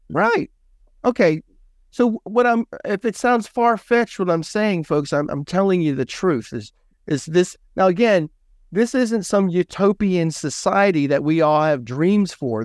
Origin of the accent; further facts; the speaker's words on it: San Joaquin Valley, California, United States; I grew up in California, right between Sacramento and San Francisco